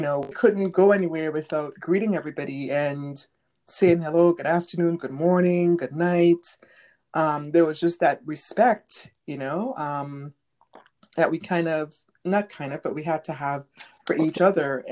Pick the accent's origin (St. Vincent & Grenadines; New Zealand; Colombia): St. Vincent & Grenadines; moved away; growing up in St. Vincent